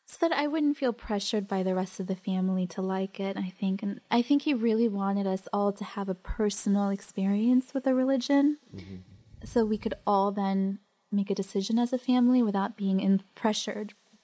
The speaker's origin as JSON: {"language": "English", "country": "Mexico", "tie": "born there", "said": "I was born in Mexico, but I'm really from Spain, because it was Europe, you know, Spain's better."}